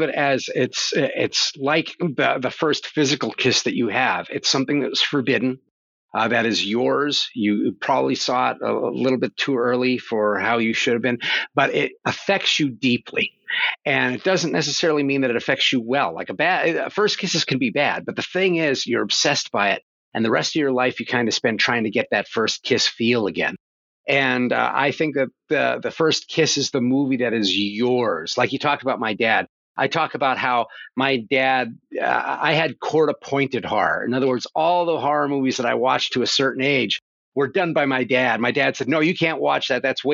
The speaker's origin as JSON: {"language": "English", "region": "northeastern Pennsylvania", "country": "United States", "tie": "born or raised there", "said": "I grew up in the coal mines of Pennsylvania. It was in northeastern Pennsylvania in a coal mine town."}